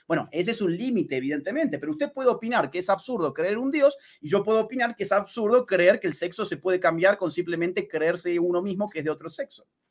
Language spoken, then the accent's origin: Spanish; Argentina; como por ejemplo el mío, Argentina, nosotros somos vecinos de Chile